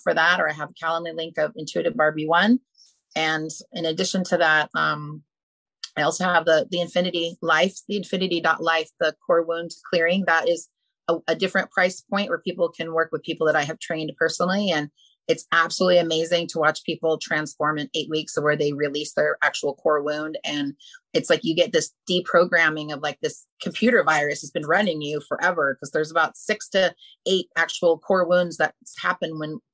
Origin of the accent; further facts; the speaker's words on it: Malibu, California, United States; I grew up in Malibu and we have fires there